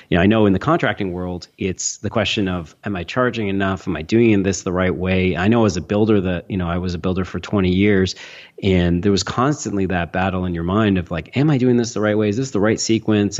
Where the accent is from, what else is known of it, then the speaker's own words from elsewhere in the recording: Toronto, Ontario, Canada; I'm from Toronto, Canada